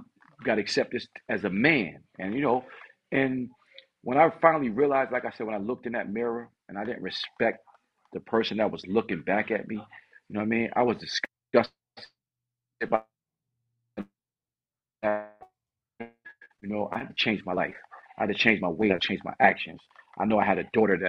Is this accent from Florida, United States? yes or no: no; New Haven, Connecticut, United States; I'm from New Haven, Connecticut, born and raised